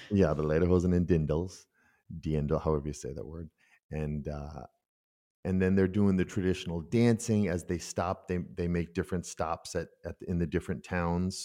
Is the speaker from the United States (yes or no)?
yes; United States; moved away as an adult; also born or lived in Minden, Germany; now in Germany; I'm such an American in that world, but after fourteen years, I know everyone in that village